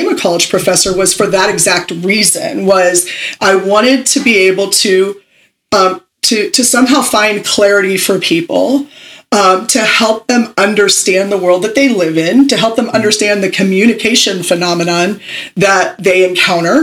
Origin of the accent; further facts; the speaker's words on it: Pittsburgh, Pennsylvania, United States; I am originally from Pittsburgh, Pennsylvania